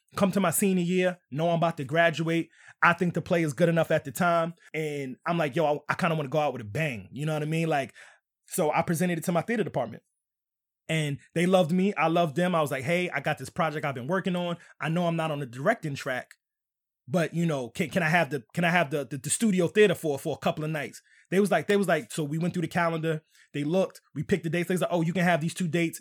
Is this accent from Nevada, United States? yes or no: no; New York City, New York, United States; moved away; also born or lived in Southern Maryland; I was coming from Southern Maryland by way of New York